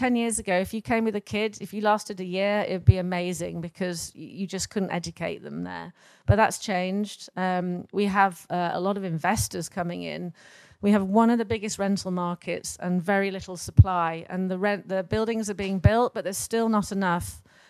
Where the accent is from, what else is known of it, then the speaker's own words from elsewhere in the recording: London, United Kingdom; moved away as an adult; now in Los Barriles, Mexico; I came from London, and it's like a mini London, and just really wanted some space.